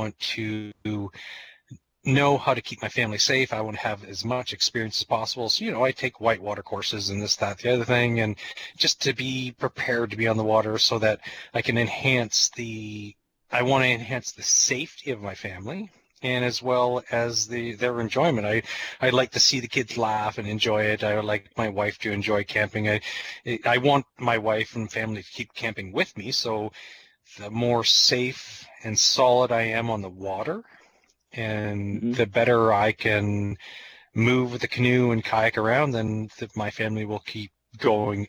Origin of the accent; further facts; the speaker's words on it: New Brunswick, Canada; moved away; also born or lived in Ontario / British Columbia; when I grew up in New Brunswick